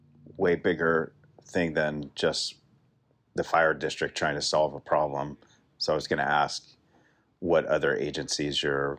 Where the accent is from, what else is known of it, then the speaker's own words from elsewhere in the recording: Contra Costa County, California, United States; I grew up in Contra Costa County. I've worked here 20 years.